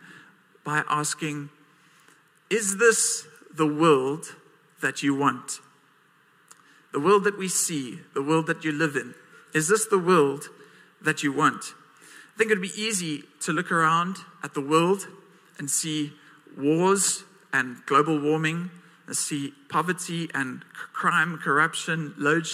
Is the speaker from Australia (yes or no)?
no; Port Elizabeth, Eastern Cape, South Africa; I was born and raised in PE. I'm still here.